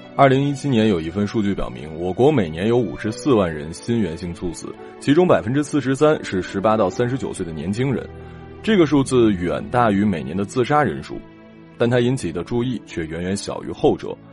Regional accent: Northeast China, China; 对于我们东北人，尤其是吉林省或者，呃，黑龙江省

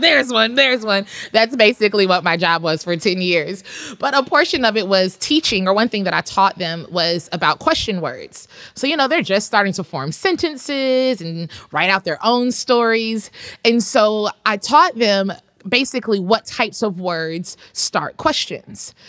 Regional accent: Atlanta, Georgia, United States; I'm from Atlanta. I said the second T just for the listeners. those of us who are from there, it's Atlanta.

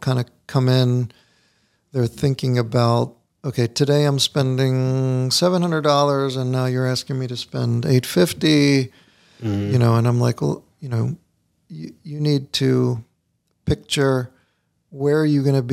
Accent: Catonsville, Maryland, United States; I grew up in Catonsville

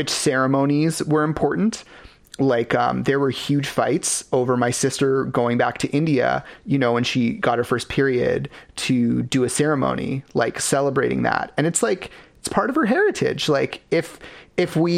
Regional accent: Ladner, British Columbia, Canada; we grew up in Latimer

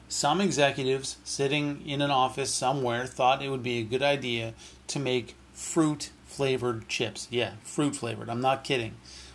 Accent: Canada; As a Canadian born in the 1980s

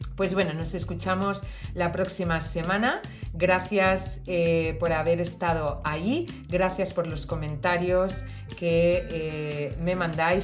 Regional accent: Valencian Community, Spain; yo que soy valenciana y tengo naranjas, mandarinas estupendas

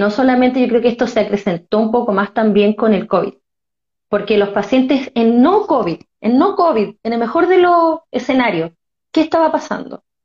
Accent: Concepción, Biobío, Chile; also born or lived in Talcahuano; soy de Concepción, nacida en Talcahuano

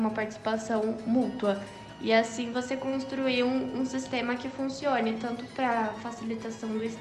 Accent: São Paulo, Brazil; eu nasci em São Paulo e tenho 25 anos.

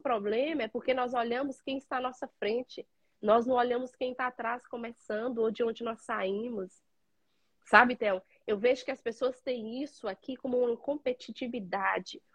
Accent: Padre Paraíso, Minas Gerais, Brazil; moved away as an adult; also born or lived in Caraí, Minas Gerais; now in United States; Eu nasci em Padre Paraíso, são cidades próximas

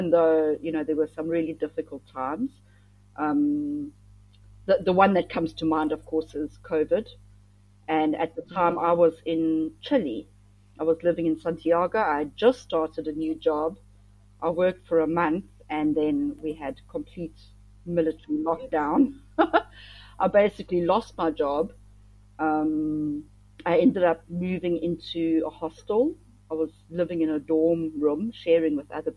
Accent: South Africa; moved away as an adult; also born or lived in Thailand / Cambodia

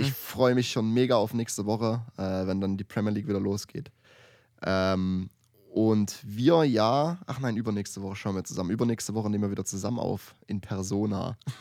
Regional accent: Germany; ich als Deutscher

